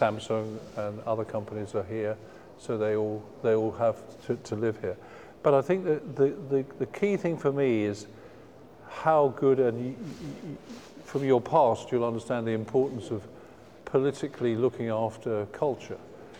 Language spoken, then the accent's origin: English; England, United Kingdom; as we know, being English, a lot of our major pop stars came from art schools.